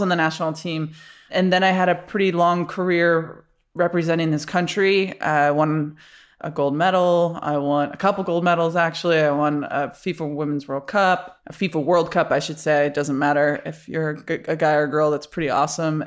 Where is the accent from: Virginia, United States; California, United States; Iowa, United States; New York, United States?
New York, United States; Rochester; moved away as an adult; also born or lived in Florida; I grew up in Rochester, New York